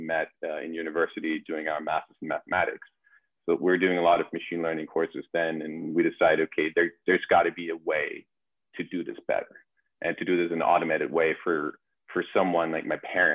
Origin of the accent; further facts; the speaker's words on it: Germany; moved away as an adult; also born or lived in Vancouver, Canada; now in New York, United States; born and raised in Germany. In 2014, I moved to Vancouver